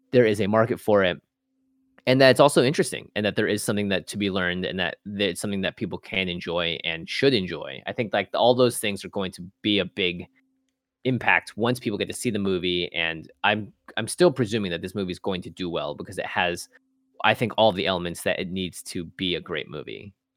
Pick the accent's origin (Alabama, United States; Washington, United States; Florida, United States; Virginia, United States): Washington, United States; Seattle; born or raised there